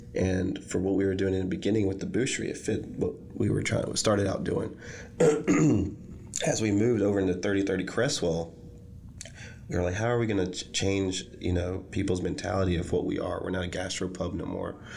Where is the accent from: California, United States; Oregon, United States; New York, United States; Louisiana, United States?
Louisiana, United States; Shreveport; moved away as an adult; also born or lived in San Francisco; here I am today in my hometown, with a restaurant